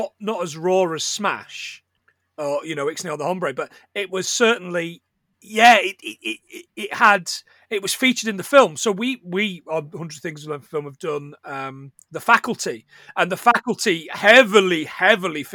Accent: Bradford, Yorkshire and the Humber, United Kingdom; We grew up in Bradford

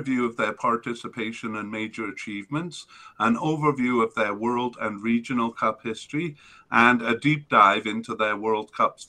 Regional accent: Wales, United Kingdom; moved away; also born or lived in South Korea; I grew up in Wales

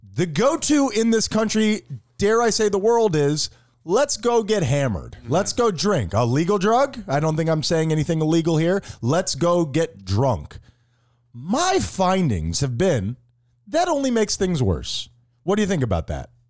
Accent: South Florida, United States; I was growing up in South Florida in the eighties

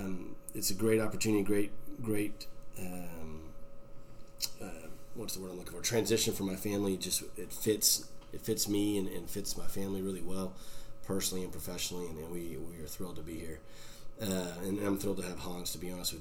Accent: Houston, Texas, United States; moved away as an adult; now in Lafayette, United States; I'm from Houston

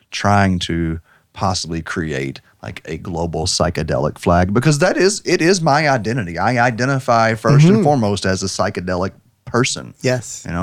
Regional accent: United States; I grew up in Washington County very rural High Street is where all the black people lived.

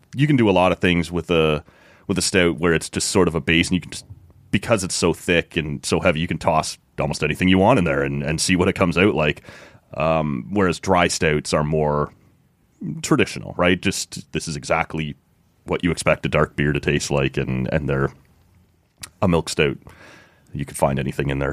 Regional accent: Oshawa, Ontario, Canada; where I grew up in Oshawa.

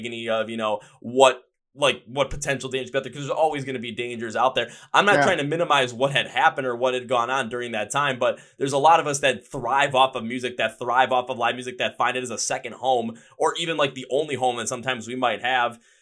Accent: Wisconsin, United States; I'm from Wisconsin.

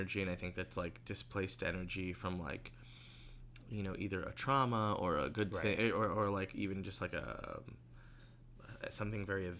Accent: Sacramento, California, United States; I am famously from Sacramento, California.

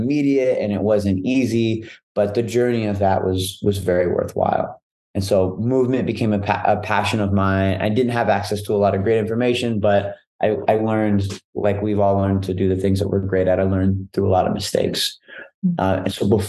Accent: Dallas, Texas, United States; I'm from Dallas, all around Dallas

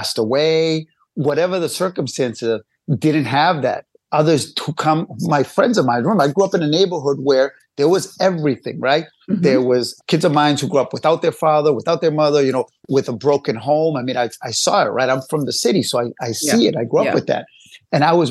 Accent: Cambridge, Massachusetts, United States; We grew up in Cambridge, Cambridgeport area

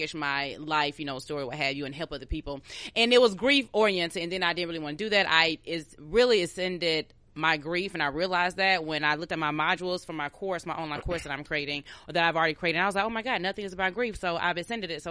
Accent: Atlanta, Georgia, United States; I'm from Atlanta

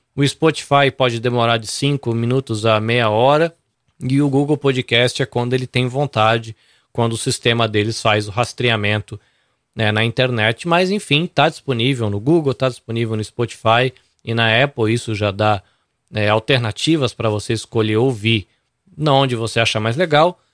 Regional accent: Brazil; now in Japan; não sabe direito se eu sou peruano ou brasileiro

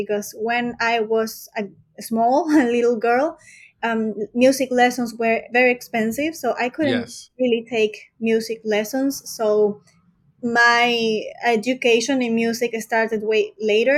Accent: Peru; moved away as an adult; now in Europe; So I was born in Peru. So I'm from South America.

